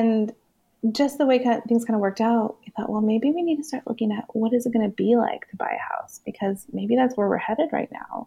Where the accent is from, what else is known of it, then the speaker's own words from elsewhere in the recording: California, United States; moved away; I'm originally from California